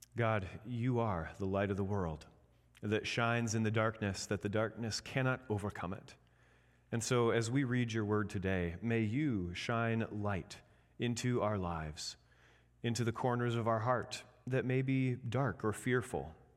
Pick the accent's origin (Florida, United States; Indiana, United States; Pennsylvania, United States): Indiana, United States; now in Michigan, United States; I'm from Indiana